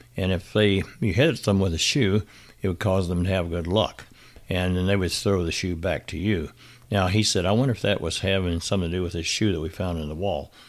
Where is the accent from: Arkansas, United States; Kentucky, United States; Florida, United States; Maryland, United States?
Arkansas, United States; Benton; my hometown area of Benton, Arkansas